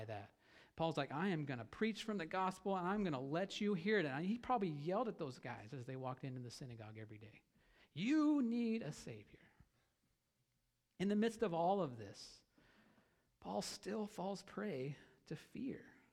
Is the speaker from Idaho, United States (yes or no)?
yes; Idaho, United States; I'm from Idaho